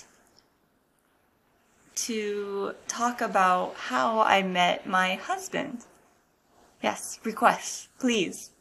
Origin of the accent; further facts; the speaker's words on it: United States; moved away as an adult; now in Japan; I'm an American living in Japan